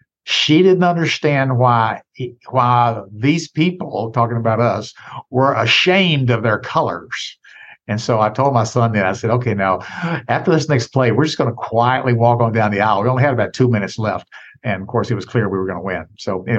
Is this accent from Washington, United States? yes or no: no; Jackson, Tennessee, United States; also born or lived in New York City; Well, I grew up in Tennessee and still the fifth largest city in the state, Jackson, Tennessee, which is near Memphis, but certainly not a huge place, 50,000 people.